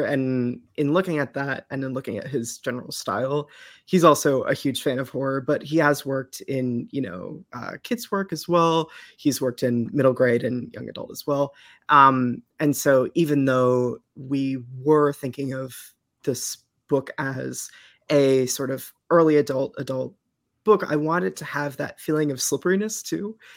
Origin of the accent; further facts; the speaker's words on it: Eastern Massachusetts, United States; I am from Eastern Mass and have lived there my pretty much my whole life